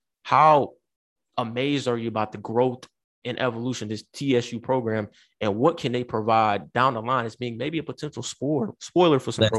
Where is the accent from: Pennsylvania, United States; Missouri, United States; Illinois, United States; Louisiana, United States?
Louisiana, United States; I'm from Louisiana.